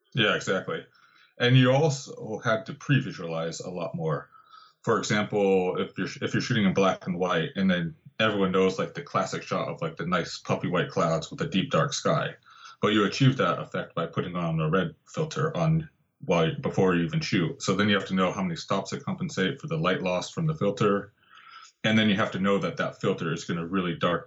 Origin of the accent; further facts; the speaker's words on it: Santa Barbara, California, United States; moved away; also born or lived in Santa Cruz; in Santa Barbara, actually my hometown